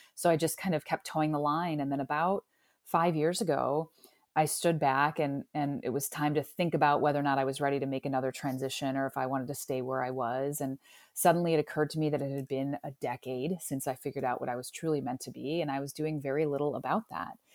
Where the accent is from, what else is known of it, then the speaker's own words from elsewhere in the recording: Parma, Ohio, United States; also born or lived in Cleveland, Ohio; So I was actually born and raised here in Cleveland. I grew up in Parma, Ohio